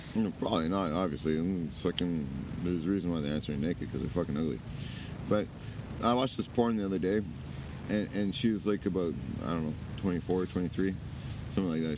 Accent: Canada; also born or lived in Vancouver; now in Japan; I'm from Canada

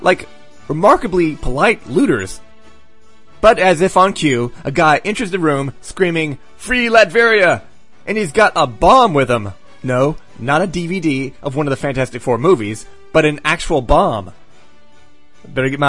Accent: United States; I'm an American

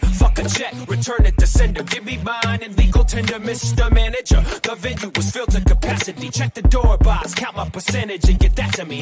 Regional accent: Canada; being the Canadian guy

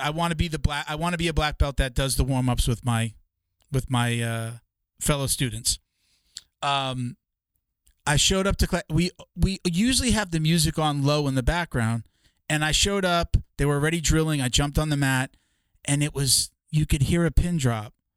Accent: New York, United States; now in Florida, United States; I'm from New York originally too, so I'm like a Northeast guy.

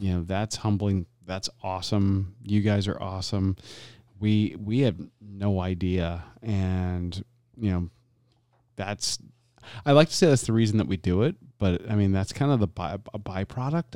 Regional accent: Florida, United States; growing up in Florida, eh, and both of my parents being from the Deep South

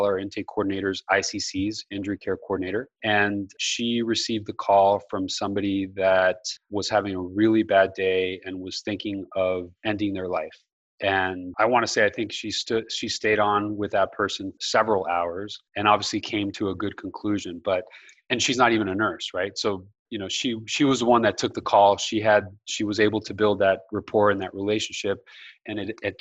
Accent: Colombia; now in United States; I grew up in South America. I grew up in Colombia.

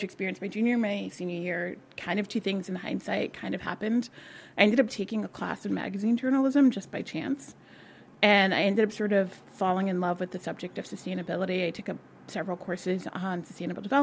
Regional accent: New York City, New York, United States; I was born about 10 miles from here, also in Queens, but a different part. And I grew up in Queens

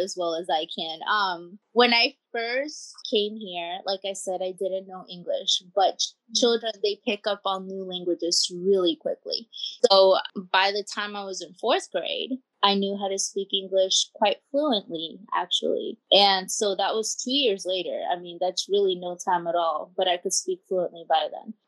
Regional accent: Pinellas Park, Florida, United States; born or raised there; first language Spanish; English is a second language; also born or lived in Costa Rica / Kentucky

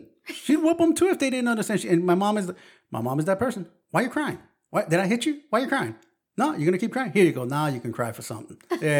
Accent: New York City, New York, United States; accent: Brooklyn; My native language is Brooklyn.

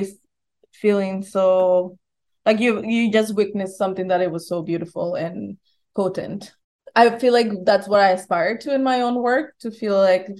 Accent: Bogotá, Colombia; moved away; We come from Bogota, and while we were growing up there

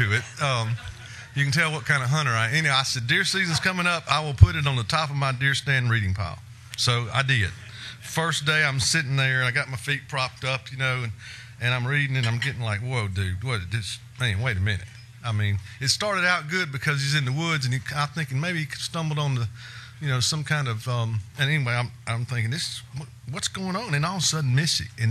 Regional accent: Mississippi, United States; I know I'm from Mississippi

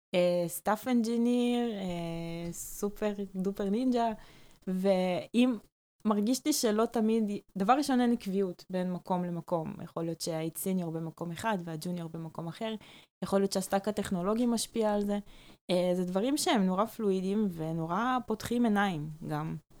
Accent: Karmiel, Northern District, Israel; now in Tel Aviv, Israel; אני מכרמיאל במקור

